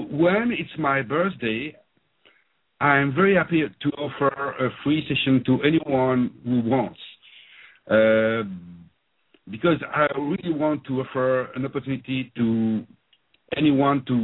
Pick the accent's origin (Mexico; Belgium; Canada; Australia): Belgium; accent: French-speaking; first language French; English is a second language; now in London, United Kingdom; So I grew up in Belgium. As you can hear from my accent, I'm French-speaking